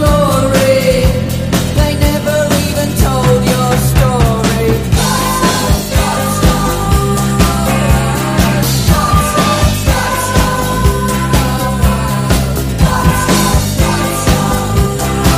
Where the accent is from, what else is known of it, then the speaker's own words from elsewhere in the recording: Hertford, East of England, United Kingdom; moved away; I've been up to Hertfordshire, my hometown of Hertford, over the weekend